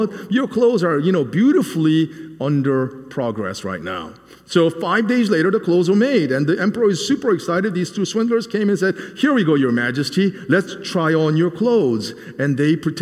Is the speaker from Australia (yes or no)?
no; South Korea; now in Nashville, United States; a small child growing up in Korea